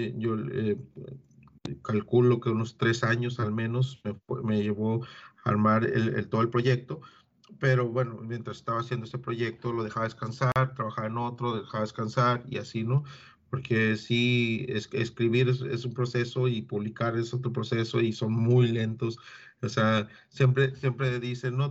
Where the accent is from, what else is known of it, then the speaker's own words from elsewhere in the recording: Agua Prieta, Sonora, Mexico; yo soy nacido en Agua Prieta